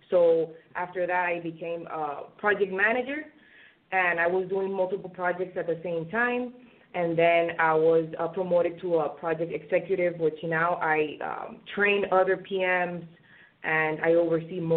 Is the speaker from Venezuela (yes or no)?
yes; Venezuela; moved away as an adult; now in United States; I graduated in in my home country, Venezuela, and um, I moved uh, to the United States in 2011.